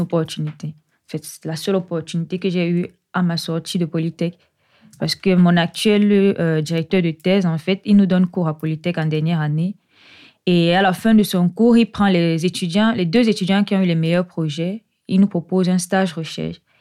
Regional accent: Yaoundé, Centre, Cameroon; moved away as an adult; now in Lyon, France; je suis originaire du Cameroun. Je suis née euh, précisément à Yaoundé, au Cameroun, où j'ai fait toute ma scolarité

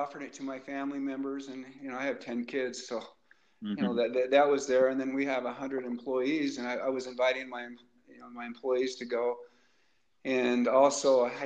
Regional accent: Boise, Idaho, United States; when I was a little boy growing up, and I grew up in Boise

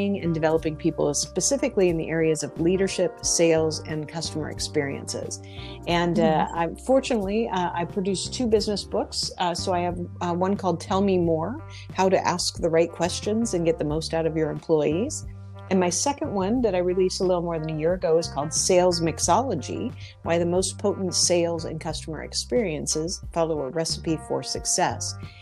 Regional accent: Spokane, Washington, United States; now in Philadelphia, United States; I'm from Spokane, Washington, but I live in Philadelphia at the moment

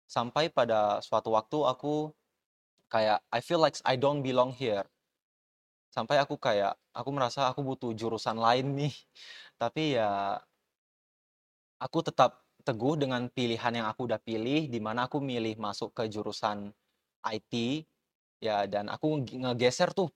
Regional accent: Batam, Riau Islands, Indonesia; now in Cikarang, Indonesia; aku tuh uh, asalnya dari Batam, jadi aku benar-benar datang ke sini sendiri sebagai anak rantau, datang ke Cikarang buat uh, fokusin kuliah aku

